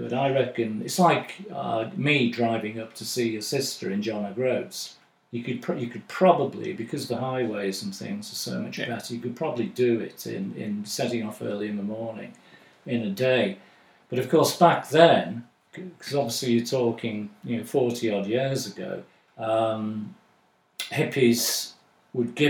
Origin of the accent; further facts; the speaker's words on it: West Midlands, United Kingdom; when I was growing up in the Midlands